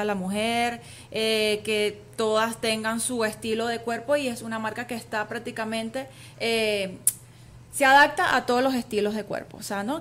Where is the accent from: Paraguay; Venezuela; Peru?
Venezuela; soy orgullosamente venezolana, con, raíz griega también por supuesto porque mi papá es griego